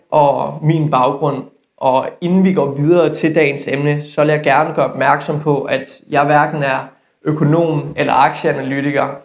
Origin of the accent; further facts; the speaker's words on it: West Jutland, Denmark; accent: Jutlandic; Jeg er 24 år gammel, og så kommer jeg fra Vestjylland. Det er, det er egentlig sjældent, at folk kommenterer på min dialekt, men jeg kan ikke afvise, at I måske kan ane